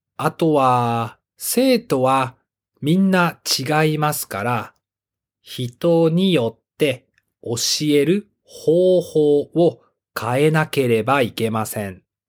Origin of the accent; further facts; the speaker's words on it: Japan; 私は日本で生まれて日本で育って英語を勉強して上手になりました